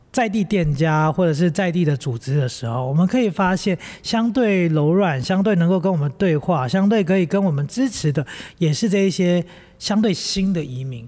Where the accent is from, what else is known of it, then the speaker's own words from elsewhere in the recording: Taipei, Taiwan; moved away as an adult; also born or lived in Hualien; 我们都来自于台北 我们都因为读书的关系来到花莲